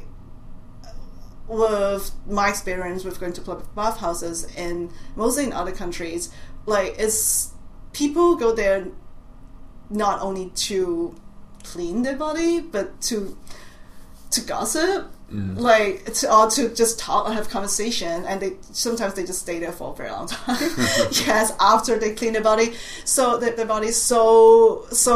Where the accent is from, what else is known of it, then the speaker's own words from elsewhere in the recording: Hong Kong; accent: Cantonese; English is a second language; moved away as an adult; now in Boston, United States; I was born in Hong Kong, and then I left Hong Kong after I finished high school